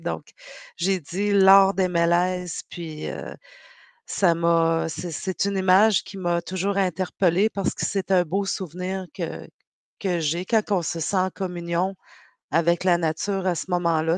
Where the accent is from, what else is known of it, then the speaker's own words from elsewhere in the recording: Pessamit, Quebec, Canada; Je viens de la communauté de Innu de Pessamit